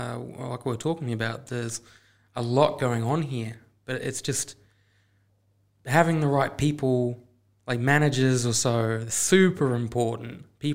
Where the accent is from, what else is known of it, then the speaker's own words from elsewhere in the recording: New Zealand; It's like when I was growing up in New Zealand, I was riding motorbikes, and I'd just do little trips with my family